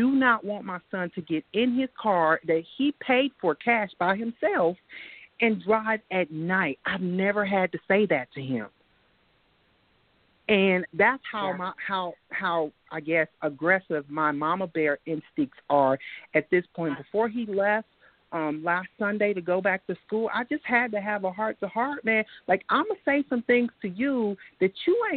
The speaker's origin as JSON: {"language": "English", "town": "Los Angeles", "region": "California", "country": "United States", "tie": "born or raised there", "moved": "yes", "lives_now": "Concord, United States", "said": "I was born and raised in Los Angeles, California. I came to very small Concord, North Carolina, one mall."}